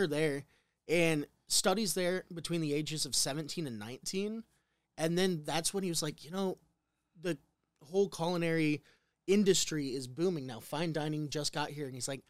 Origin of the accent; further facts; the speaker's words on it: Midwest, United States; I'm from the Midwest. I know nothing about New York.